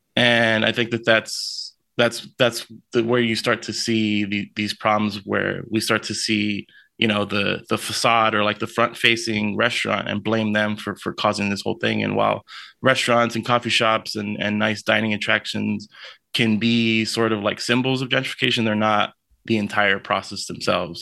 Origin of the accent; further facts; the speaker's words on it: Lynwood, California, United States; I'm from Linwood. This, this, like, uh, it's, it's the city over next to Compton in L A.